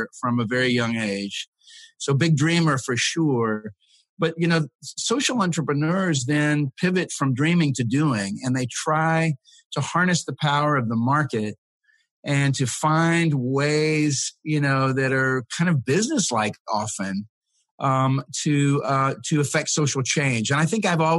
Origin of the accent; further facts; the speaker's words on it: Texas, United States; I grew up in Texas mostly